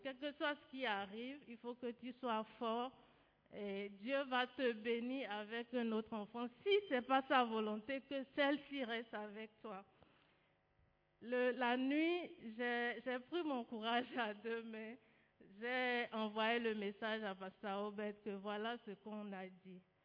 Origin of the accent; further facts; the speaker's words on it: Benin; moved away; Je suis béninoise